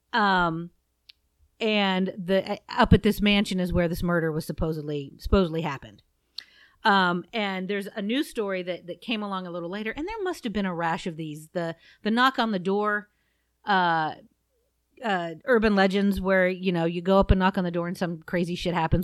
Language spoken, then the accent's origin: English; Southeast Ohio, United States; I'm from Southeast Ohio, and not all that far from Egypt Valley, which is very near Saint Clairsville